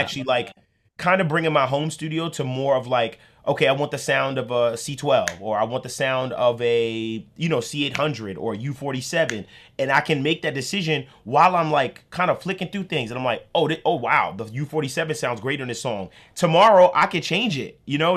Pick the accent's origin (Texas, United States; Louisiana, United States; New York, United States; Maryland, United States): New York, United States; I'm from New York